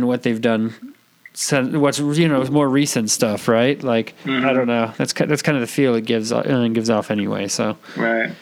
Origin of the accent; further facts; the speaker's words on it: Bay Area, California, United States; I'm from the Bay Area. I live in Napa.